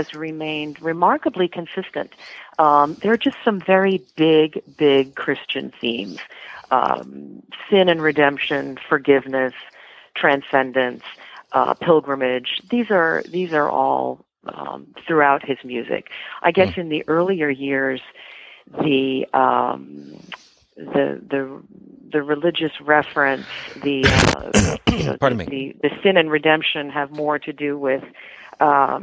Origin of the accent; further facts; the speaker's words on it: East Coast, United States; I grew up on the East Coast